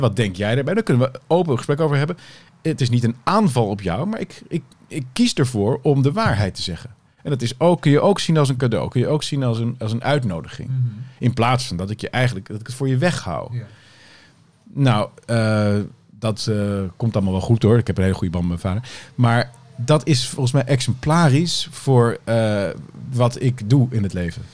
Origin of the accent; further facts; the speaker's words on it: Haarlem, North Holland, Netherlands; Ik vond ook Haarlem, vind ik nog steeds hoor, waar ik ben opgegroeid, geen prettige regio